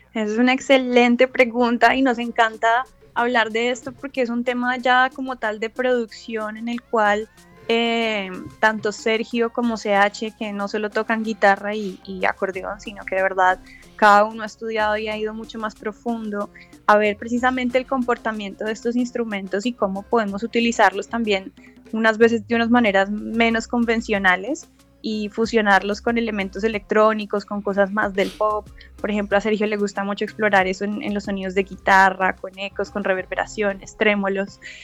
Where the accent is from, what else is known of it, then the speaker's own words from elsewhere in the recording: Colombia; now in Los Angeles, United States; somos unos colombianos que estamos haciendo música fusión folclor desde Los Ángeles